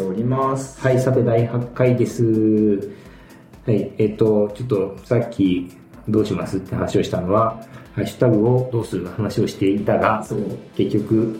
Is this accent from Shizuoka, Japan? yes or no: yes; Hamamatsu, Shizuoka, Japan; moved away; 地元に戻り、地元浜松